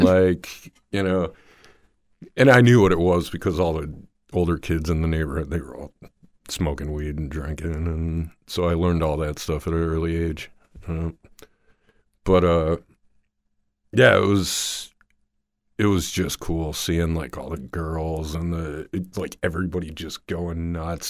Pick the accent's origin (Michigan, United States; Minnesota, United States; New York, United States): Michigan, United States; Dearborn; Dearborn, Michigan